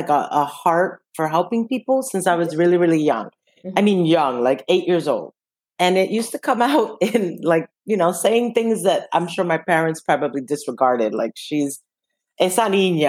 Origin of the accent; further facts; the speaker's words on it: New York City, New York, United States; I will always identify as Washington Heights. That's where I grew up